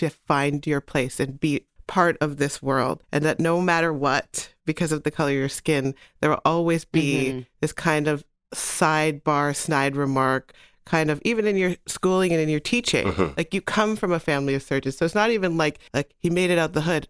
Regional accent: Newmarket, Ontario, Canada; I'm from Newmarket

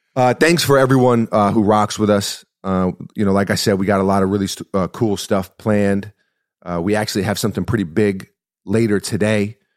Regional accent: United States; as an American

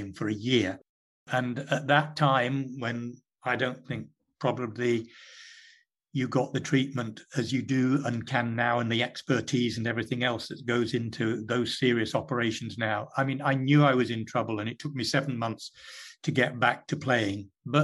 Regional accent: England, United Kingdom; I was born in England.

